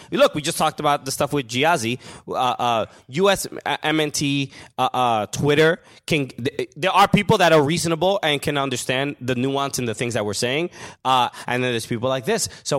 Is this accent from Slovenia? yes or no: no; New York, United States; We're talking about it, and I grew up around Mexican people